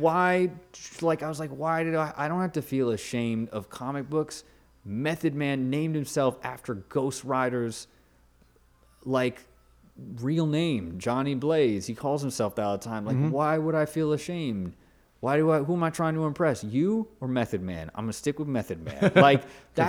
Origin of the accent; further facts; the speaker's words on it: Los Angeles, California, United States; also born or lived in Woodland Hills; now in Brooklyn, United States; I grew up in the San Fernando Valley